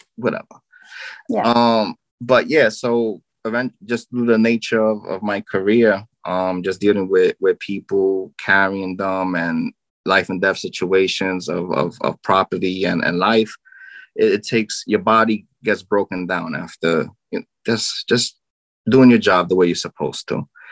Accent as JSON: {"language": "English", "town": "New York City", "region": "New York", "country": "United States", "said": "I'm from Brooklyn, New York"}